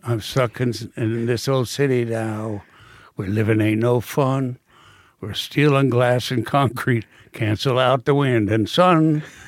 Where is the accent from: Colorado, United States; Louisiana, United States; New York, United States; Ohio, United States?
New York, United States; I am a New Yorker